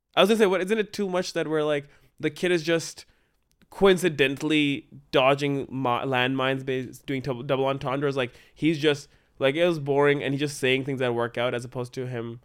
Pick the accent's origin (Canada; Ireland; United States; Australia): Canada; We are so Canadian